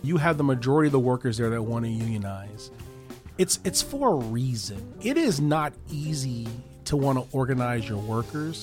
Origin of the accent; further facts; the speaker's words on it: Chicago, Illinois, United States; now in Cleveland, United States; I'm from Chicago